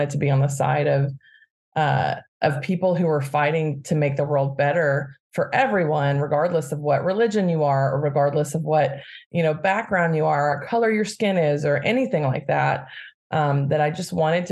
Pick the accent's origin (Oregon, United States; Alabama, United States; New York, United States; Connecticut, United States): Alabama, United States; Birmingham; now in Bay Area, United States; I grew up in Birmingham, Alabama